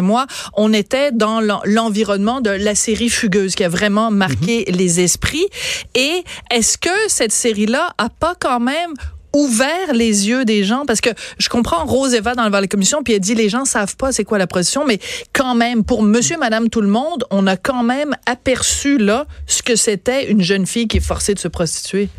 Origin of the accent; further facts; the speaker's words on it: Quebec, Canada; en tant que Québécois, Québécoise